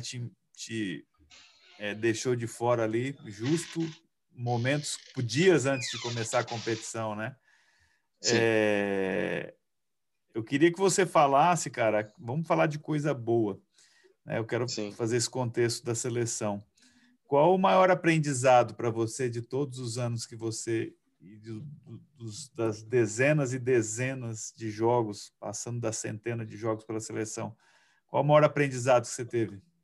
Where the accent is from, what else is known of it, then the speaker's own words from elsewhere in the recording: Cuiabá, Mato Grosso, Brazil; Eu não sou mineiro, mas sou cuiabano